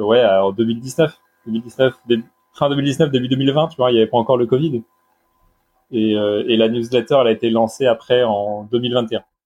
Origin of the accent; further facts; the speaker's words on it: Brittany, France; now in Bordeaux, France; je suis breton d'origine